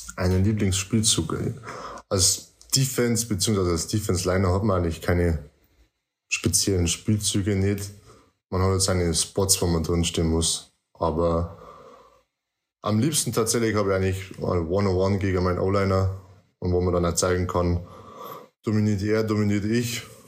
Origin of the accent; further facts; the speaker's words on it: near Deggendorf, Bavaria, Germany; Ich komme aus Nähe von Deckendorf. Das ist circa eineinhalb, zwei Stunden von München weg, je nach Verkehr.